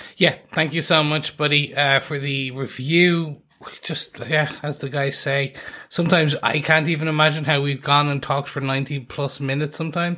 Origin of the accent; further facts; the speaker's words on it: Ireland; we are three podcasters from Ireland